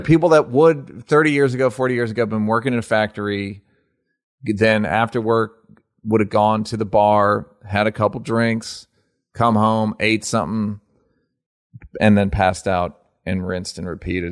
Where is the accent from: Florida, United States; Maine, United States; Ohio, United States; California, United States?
California, United States; Los Angeles; I'm really from L